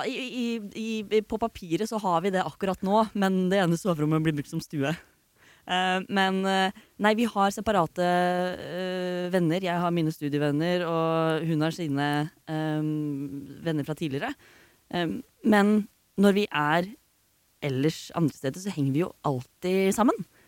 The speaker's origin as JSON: {"language": "Norwegian", "region": "Oslo", "country": "Norway", "said": "jeg er fra Oslo"}